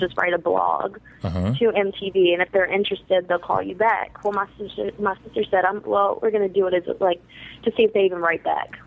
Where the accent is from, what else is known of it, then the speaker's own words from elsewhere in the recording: the South, United States; we're from the South